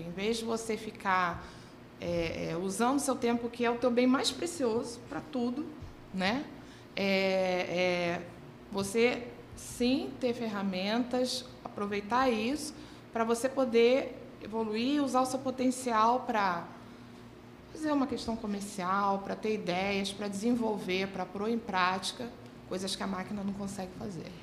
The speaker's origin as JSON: {"language": "Portuguese", "region": "Rio de Janeiro", "country": "Brazil", "tie": "born or raised there", "said": "eu sou carioca, vivi grande parte da minha vida no subúrbio"}